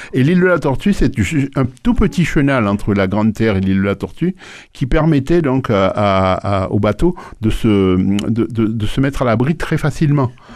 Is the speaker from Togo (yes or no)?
no; Port-au-Prince, Ouest, Haiti; moved away as an adult; now in France; je suis né à Port-au-Prince en 1947 et je suis venu en France en, à, à, 20